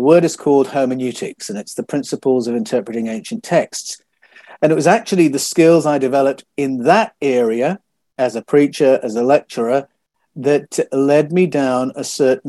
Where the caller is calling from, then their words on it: Australia; It's this morning because I'm speaking from Australia.